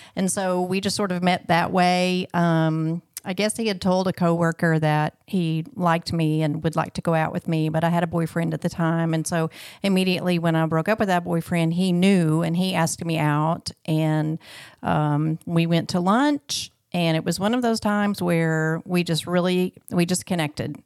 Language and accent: English; Clarksville, Arkansas, United States; also born or lived in Little Rock, Arkansas; I was born in Little Rock, um, and then we moved to Clarksville, Arkansas when I was two, and then I was raised there